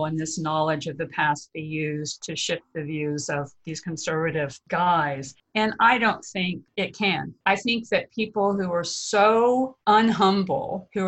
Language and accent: English; Texas, United States; I'm from Texas